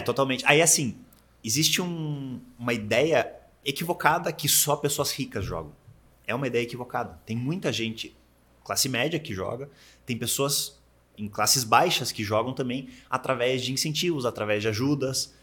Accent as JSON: {"language": "Portuguese", "town": "Curitiba", "region": "Paraná", "country": "Brazil", "also_born_or_lived": "United States", "moved": "as an adult", "lives_now": "Miami, United States", "said": "Eu sou de Curitiba, mas moro nos Estados Unidos desde 2008"}